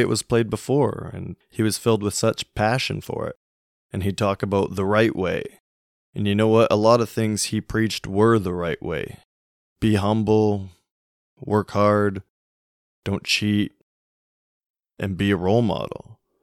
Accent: Canada; growing up in Canada, every Saturday is hockey night.

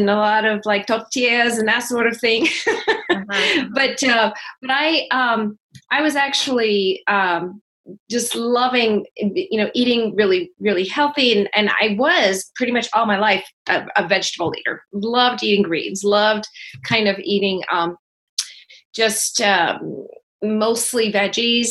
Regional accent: Berlin, New Hampshire, United States; now in California, United States; I grew up in Berlin, New Hampshire

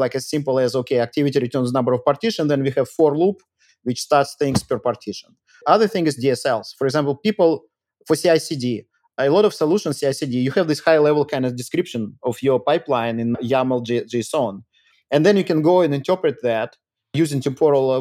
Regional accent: Moscow, Russia; also born or lived in Rio de Janeiro, Brazil; now in United States; I'm Russian actually, and I grew up in Moscow, but I left in 95

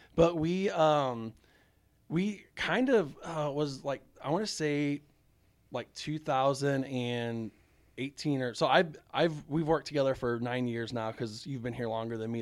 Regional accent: St. Louis, Missouri, United States; I grew up in South Saint Louis

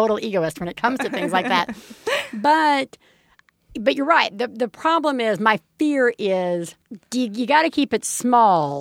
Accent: Alabama, United States; growing up, we grew up in Alabama

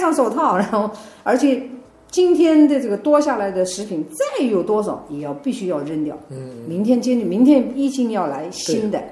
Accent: China; moved away as an adult; also born or lived in southern United States / New York; now in United States; 我是在中国大陆出生，在中国大陆成长的

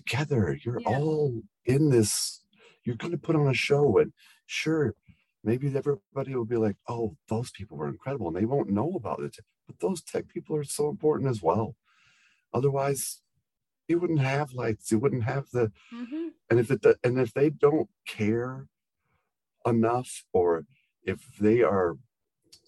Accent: Muskegon, Michigan, United States; moved away; I am from Muskegon, Michigan originally

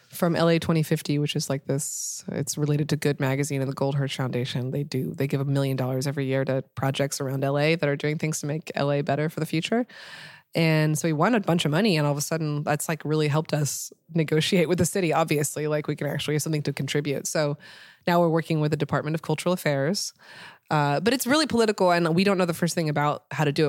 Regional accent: Portland, Oregon, United States; moved away as an adult; now in Los Angeles, United States; I'm coming from Portland

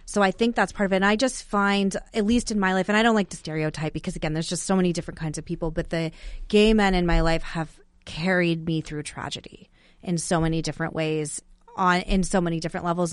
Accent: Arizona, United States; moved away as an adult; now in Washington, D.C., United States; I grew up in Arizona, but I moved here during COVID and then just stayed.

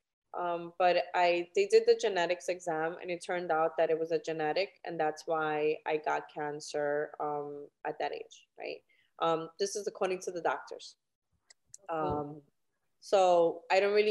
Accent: New York City, New York, United States; I am originally from New York City

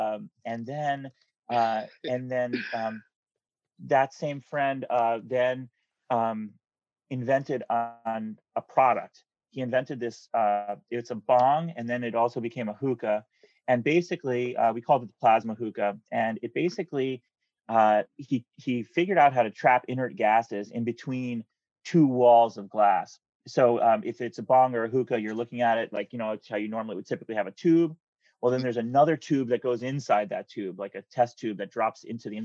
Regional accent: New Jersey, United States; I grew up in New Jersey where it's like super, suburban

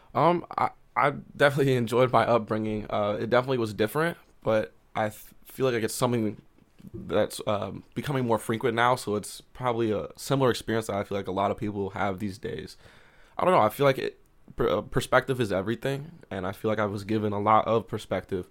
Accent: Columbia, Missouri, United States; also born or lived in Oklahoma / Jefferson City, Missouri; I, grew up in Columbia, and I've always loved it here

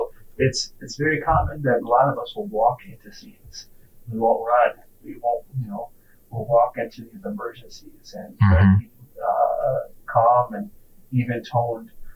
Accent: Kenya; now in United States; I'm also a foreigner. I was born in Kenya.

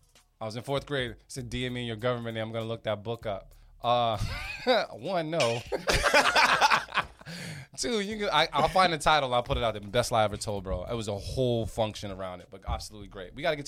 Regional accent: Nigeria; I got this whole little blurb about us being Nigerian.

